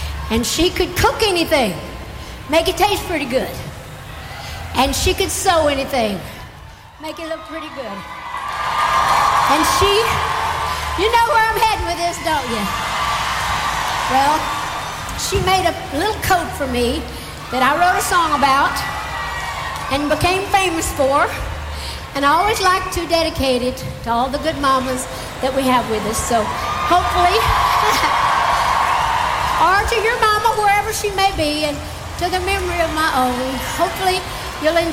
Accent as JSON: {"language": "English", "region": "Great Smoky Mountains of East Tennessee", "country": "United States", "tie": "born or raised there", "moved": "yes", "said": "I grew up in the Great Smoky Mountains of East Tennessee, back in America."}